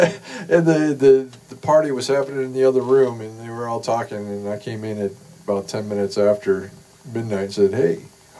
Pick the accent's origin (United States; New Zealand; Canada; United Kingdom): United States; Detroit, Michigan; I used to listen to him in Detroit when I was growing up.